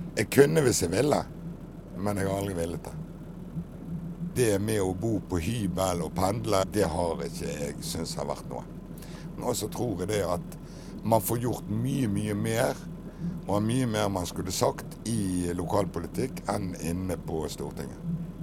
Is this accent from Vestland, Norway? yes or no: yes; Bergen, Vestland, Norway; Jeg er jo født bergenser og har jo vært det hele mitt liv